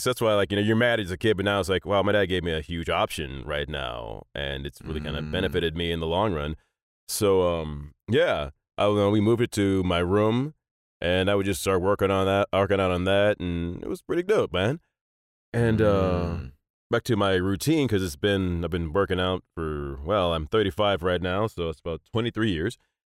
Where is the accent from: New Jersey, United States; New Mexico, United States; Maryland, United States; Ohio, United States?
Maryland, United States; Annapolis; born there; My dad at the time was a lieutenant commander in the U.S. Navy. I was born in Annapolis, and he was on the eye when I was born.